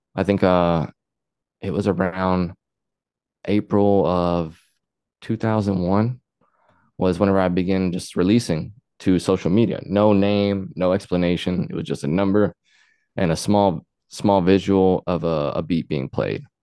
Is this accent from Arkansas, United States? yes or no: yes; Luxora, Arkansas, United States; I grew up there where I started on music